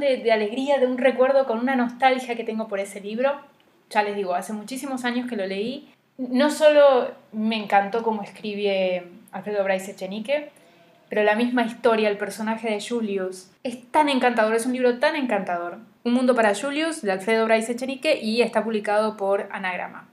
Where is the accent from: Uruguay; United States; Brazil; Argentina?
Argentina; moved away